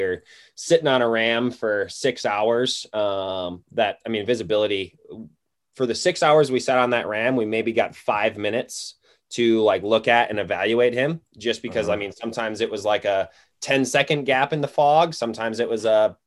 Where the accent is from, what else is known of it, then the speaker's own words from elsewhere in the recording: Wisconsin, United States; moved away as an adult; also born or lived in Iowa; now in Missoula, United States; So I'm in Missoula, Montana. I grew up in Wisconsin, chasing whitetails and waterfowl was really my thing growing up.